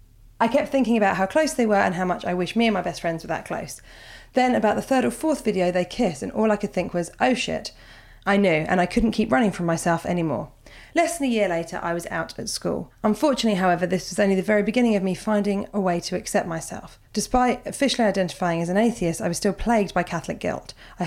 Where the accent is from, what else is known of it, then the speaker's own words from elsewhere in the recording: Australia; moved away as an adult; now in Spain; I'm originally from Australia, but moved across to the world of Spain 18 months ago. It was only meant to be an 8-month trip, but you know, pandemic. So here I am 10,000 miles from home